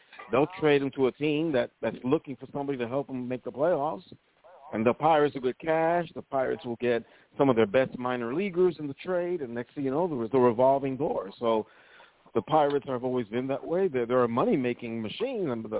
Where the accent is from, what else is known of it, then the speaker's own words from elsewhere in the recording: New York City, New York, United States; I grew up in the Bronx